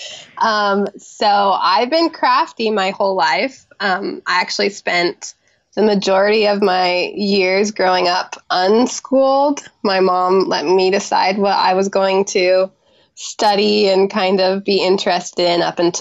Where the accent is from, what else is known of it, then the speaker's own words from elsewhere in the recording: Washington, United States; Grew up in Washington State on my grandparents' apple orchard